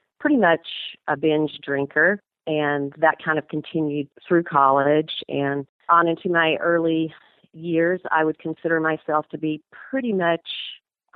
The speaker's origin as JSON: {"language": "English", "region": "Georgia", "country": "United States", "tie": "born or raised there", "also_born_or_lived": "New England", "moved": "as an adult", "lives_now": "Wyoming, United States", "said": "I grew up in Georgia, so I'm a little Georgia peach, and I went to college there"}